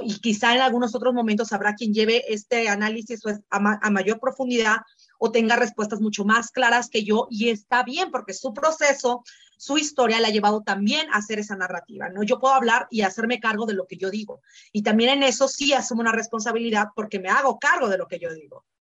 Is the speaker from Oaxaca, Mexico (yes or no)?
yes; Oaxaca, Mexico; yo crecí en la ciudad de Oaxaca, soy migrante de primera generación, soy la primera nacida en la ciudad.